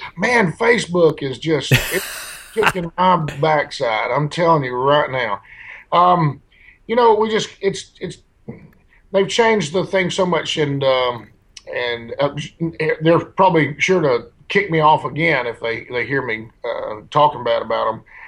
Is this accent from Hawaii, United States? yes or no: no; El Dorado, Arkansas, United States; now in Nashville, United States; my hometown, El Dorado, Arkansas